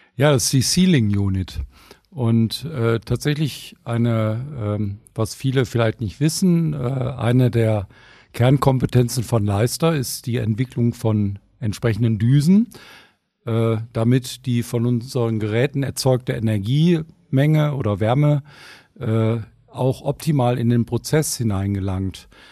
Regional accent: Ruhr area, North Rhine-Westphalia, Germany; Ich komme ja aus dem Ruhrgebiet, ne, da wo alle Leute mit schwarzen Gesichtern rumrennen ne, und die Luft schlecht ist

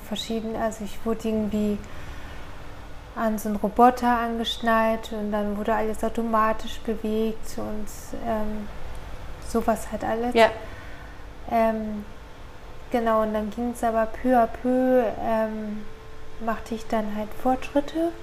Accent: Norderstedt, Schleswig-Holstein, Germany; moved away as an adult; also born or lived in Johannesburg, South Africa; now in Ulm, Germany; bin in Norderstedt in der Nähe von Hamburg aufgewachsen und dort auch zur Schule gegangen

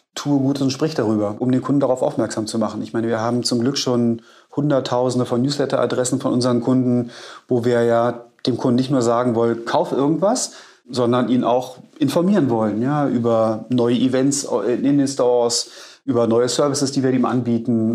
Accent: Berlin, Germany; Ich bin gebürtiger Berliner

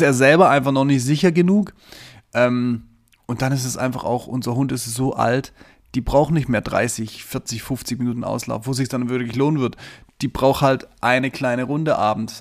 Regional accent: Southern Germany, Germany; moved away; ich komme ja ursprünglich ähm, aus dem Süden von Deutschland

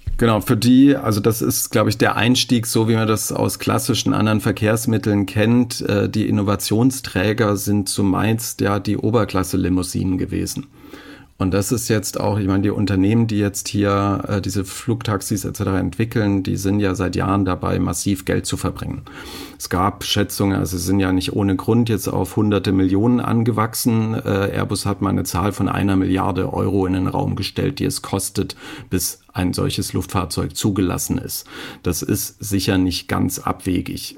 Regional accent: Germany; ich als Deutscher

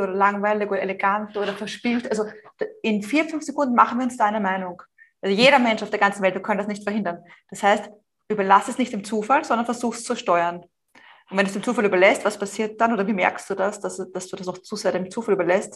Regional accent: Vienna, Austria; also born or lived in Madrid, Spain; ich stamme auch aus Wien, das hört man auch in meinem Deutsch.

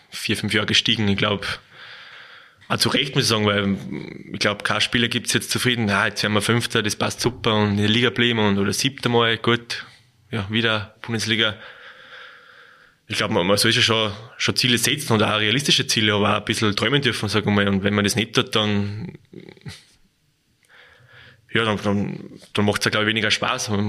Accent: Salzburg, Austria; bin Salzburger, muss ich Salzburg sagen.

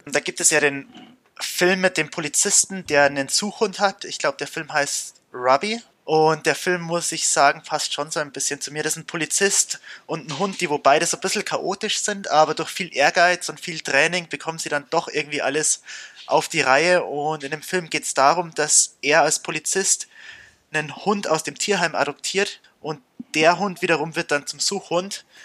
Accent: Bavaria, Germany; bei uns in Bayern

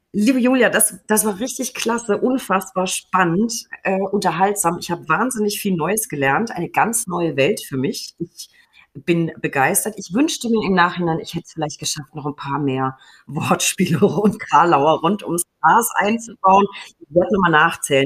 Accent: Würzburg, Bavaria, Germany; in meiner Heimat Würzburg

